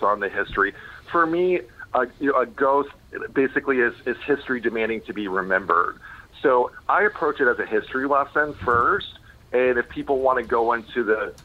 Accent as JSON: {"language": "English", "town": "Pensacola", "region": "Florida", "country": "United States", "tie": "born or raised there", "also_born_or_lived": "Chicago, Illinois / New York City", "moved": "as an adult", "lives_now": "Massachusetts, United States", "said": "I actually grew up in Florida and Chicago. My parents divorced, so I was in Chicago until I was 7, and then I moved to Florida"}